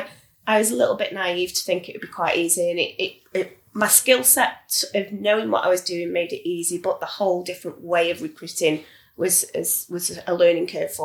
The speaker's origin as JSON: {"language": "English", "town": "Stoke-on-Trent", "region": "West Midlands", "country": "United Kingdom", "said": "I'm from Stoke, you know, I live in Stoke"}